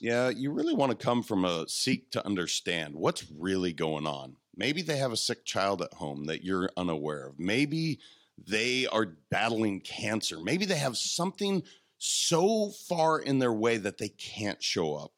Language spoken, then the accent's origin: English; Montana, United States; I'm a kid from Montana.